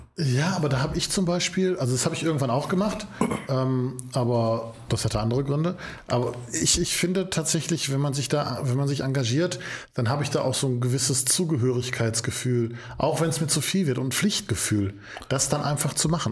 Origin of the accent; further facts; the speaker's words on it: Essen, North Rhine-Westphalia, Germany; Ich komme aus dem, Essen, aus dem Essener Norden